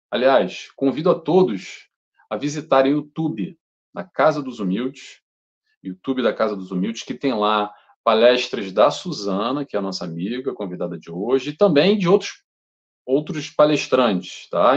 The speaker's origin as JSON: {"language": "Portuguese", "region": "Rio de Janeiro", "country": "Brazil", "also_born_or_lived": "Brighton, United Kingdom / London, United Kingdom", "moved": "as an adult", "lives_now": "Portugal", "said": "eu sou brasileiro, carioca"}